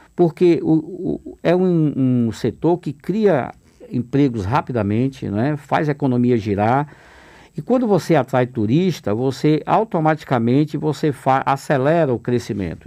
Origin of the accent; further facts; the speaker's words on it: Alagoinhas, Bahia, Brazil; moved away; Eu sou uma pessoa do interior, sou oriundo de Alagoinhas